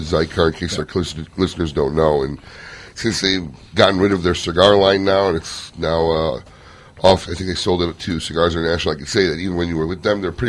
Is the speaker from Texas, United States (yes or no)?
no; Chicago, Illinois, United States; now in Florida, United States; I grew up in Chicago.